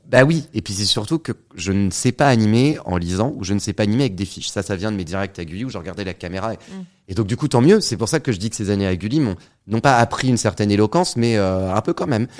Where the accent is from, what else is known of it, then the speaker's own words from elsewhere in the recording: Saint-Nazaire, Pays de la Loire, France; moved away; also born or lived in Créteil; Je suis né à Créteil, ici, à la fin des années 80. 89 exactement. Et j'ai fait toute mon, j'ai grandi euh, à Saint-Nazaire